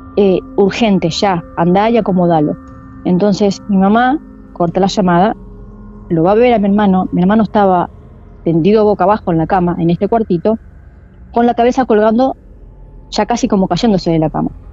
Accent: Del Viso, Buenos Aires, Argentina; Ahí nací yo, en Delviso

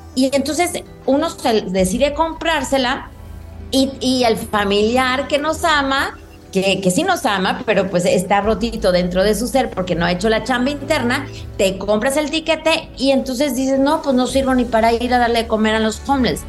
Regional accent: Mexico; como decimos en México

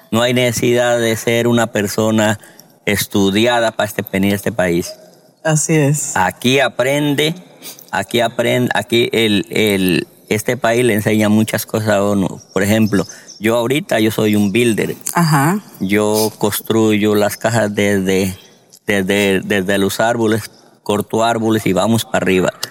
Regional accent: Colombia; moved away as an adult; now in Georgia, United States; Me vine de Colombia con 100 dólares.

